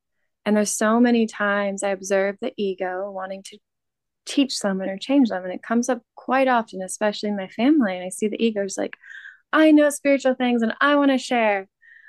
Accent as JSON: {"language": "English", "region": "California", "country": "United States", "tie": "born or raised there", "moved": "as an adult", "said": "I didn't come back to the US where I was born in California. I left the US about three years ago, right before COVID. And so I'm now returning after 3 years."}